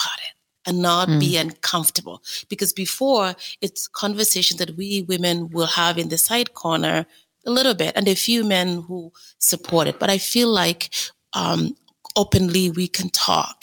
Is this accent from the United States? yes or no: no; Kenya; now in Canada; I was born in Kenya